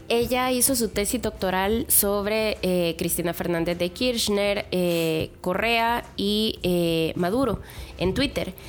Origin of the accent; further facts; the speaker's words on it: El Salvador; moved away; also born or lived in Querétaro; como salvadoreña